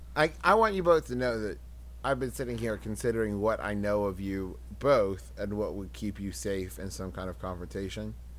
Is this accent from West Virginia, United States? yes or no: yes; West Virginia, United States; I'm from West Virginia